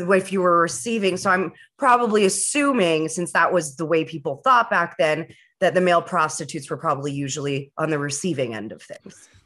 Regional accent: Vancouver, British Columbia, Canada; now in Ottawa, Canada; back home in Vancouver

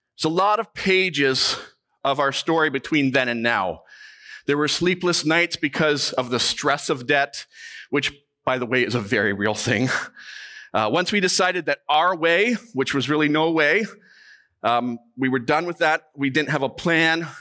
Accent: Canada; we are Canadian

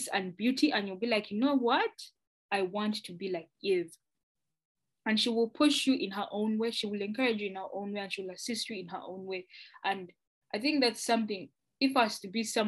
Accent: Uganda; moved away as an adult; now in Canada; I'm from Uganda

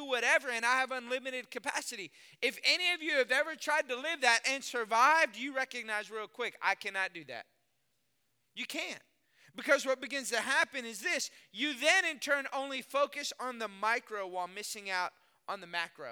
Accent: Austin, Texas, United States; moved away as an adult; also born or lived in Lafayette, Louisiana / Dallas-Fort Worth, Texas; I was born and raised in Texas, Austin, Texas

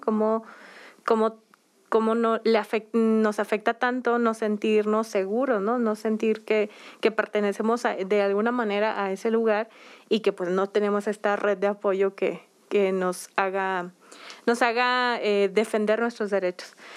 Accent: Mexico; somos mexicanas

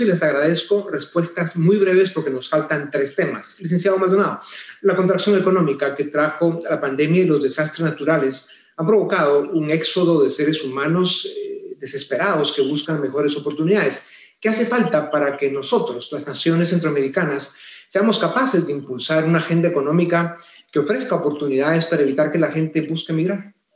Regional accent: Guatemala; nuestro país

